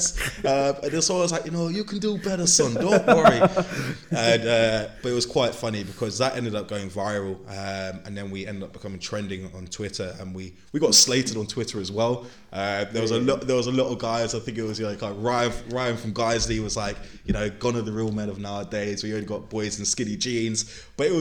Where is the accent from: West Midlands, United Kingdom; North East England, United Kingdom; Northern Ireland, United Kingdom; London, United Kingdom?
London, United Kingdom; also born or lived in Leeds; we were born and raised in London